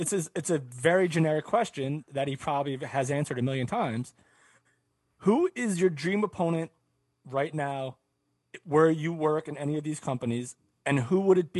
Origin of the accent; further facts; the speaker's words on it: West Orange, New Jersey, United States; I'm from West Orange, New Jersey.